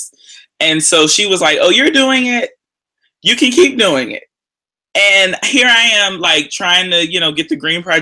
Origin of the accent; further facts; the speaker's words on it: Houston, Texas, United States; moved away as an adult; also born or lived in Austin, Texas / Baltimore, Maryland; I'm originally from Houston, Texas